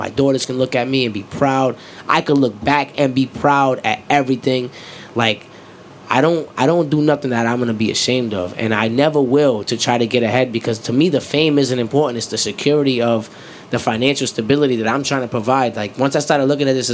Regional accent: Rhode Island, United States; also born or lived in Atlanta; I'm from Rhode Island

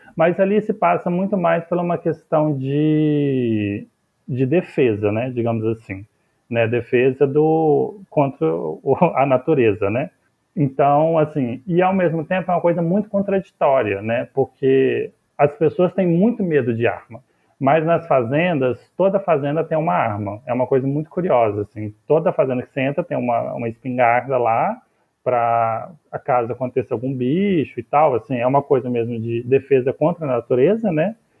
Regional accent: Catalão, Goiás, Brazil; moved away; lá da região de lá de Catalão, onde eu nasci e onde eu vivi

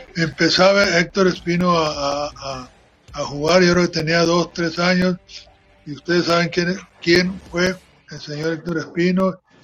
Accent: Guaymas, Sonora, Mexico; also born or lived in Santa Rosalía, Baja California Sur; yo soy de Santa Rosalía. Nos vinimos a, aquí a Guaymas a, pues, a buscar otras cosas mejores. Yo tenía nueve años cuando recién llegué a, Guaymas

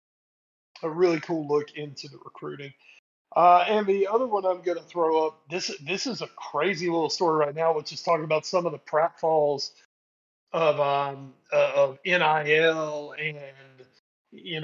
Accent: the South, United States; I'm from the South

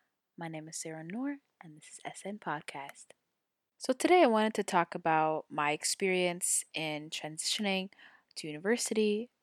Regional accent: Saudi Arabia; So as I've stated before, I was born and raised in Saudi Arabia. I lived in the same residential compound for my entire life.

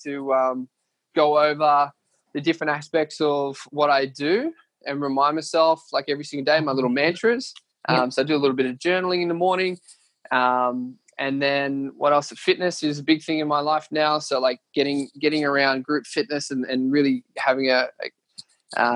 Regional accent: Leeton, New South Wales, Australia; moved away; going back to where it all started, my hometown. We're going to Leeton

